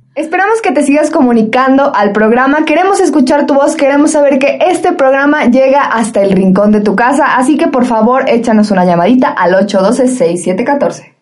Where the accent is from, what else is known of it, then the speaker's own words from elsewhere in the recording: Mexico; nosotros como mexicanos